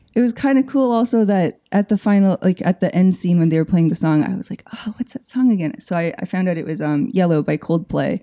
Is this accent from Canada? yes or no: yes; Canada; I'm Canadian-Korean